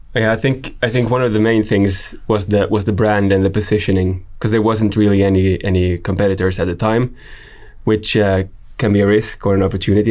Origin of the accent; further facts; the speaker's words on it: Jakobstad, Ostrobothnia, Finland; I'm from Finland, I'm from up north, Jakobstad